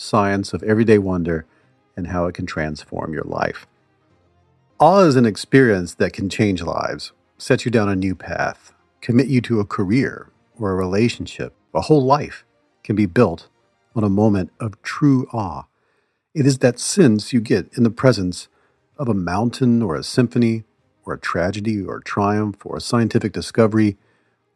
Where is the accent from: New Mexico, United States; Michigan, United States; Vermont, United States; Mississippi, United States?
Mississippi, United States; I grew up in the Deep South, I grew up in Mississippi